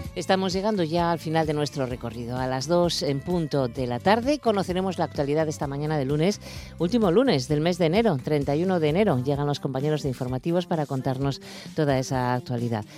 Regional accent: Asturias, Spain; somos muchos los asturianos

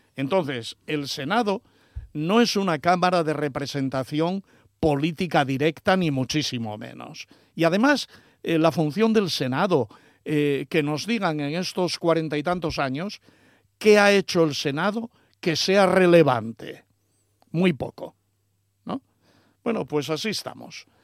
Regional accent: Asturias, Spain

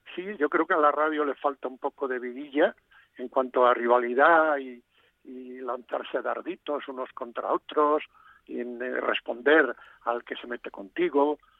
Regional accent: Galicia, Spain; moved away; mi tierra

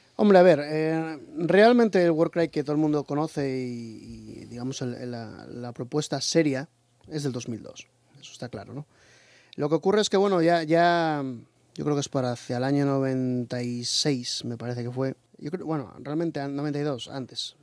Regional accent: Asturias, Spain; also born or lived in Australia; soy hijo de, de, asturiana y cántabro

